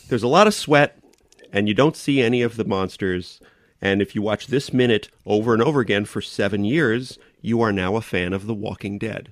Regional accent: New York, United States

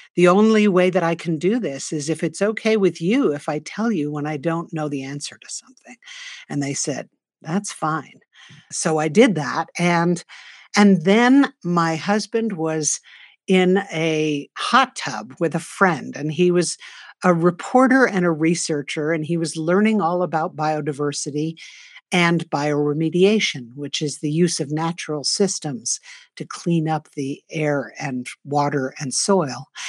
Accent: New York City, New York, United States; now in northern New Mexico, United States; I grew up in New York City, the daughter of two artists

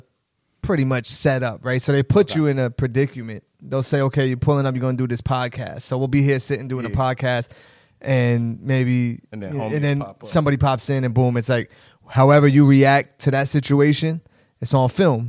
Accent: Elizabeth, New Jersey, United States; Born and raised, Elizabeth High School, middle school

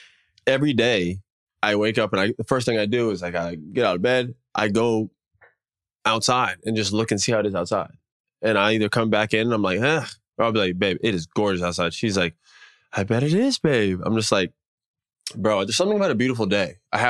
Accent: Florida, United States; moved away as an adult; also born or lived in North Carolina / New Orleans / Los Angeles / Denver; I grew up in Florida. And then before that, I was in Denver.

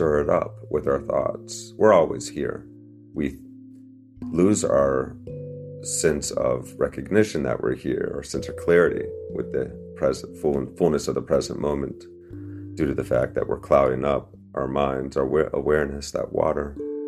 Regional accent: Northern Virginia, United States; I was growing up in Northern Virginia

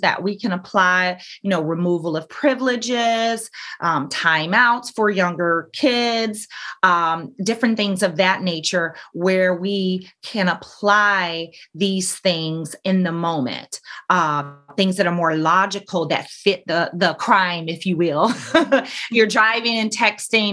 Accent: Alabama, United States; now in Orlando, United States; I grew up in Alabama

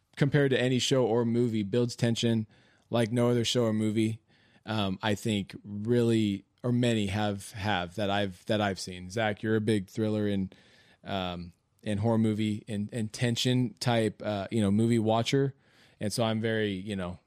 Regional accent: Modesto, California, United States

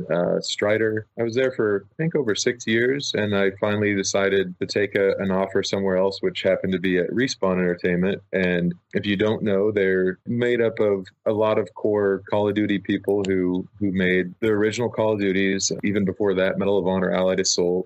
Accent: Nebraska, United States; moved away as an adult; now in California, United States; I'm from Nebraska, which is not a place that a lot of people come from and go to California necessarily

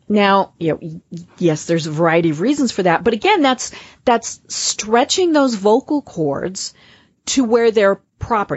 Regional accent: Colorado, United States; accent: Midwestern; now in Atlanta, United States; I'm from Colorado, so I have kind of that Midwestern, I, I hope it's not a twang voice

